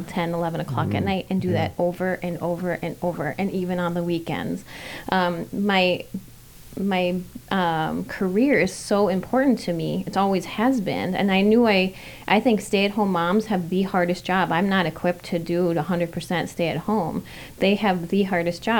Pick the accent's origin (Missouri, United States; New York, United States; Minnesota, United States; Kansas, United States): Minnesota, United States; Fridley; born and raised and still being raised in Minnesota. I grew up on the south side of Fridley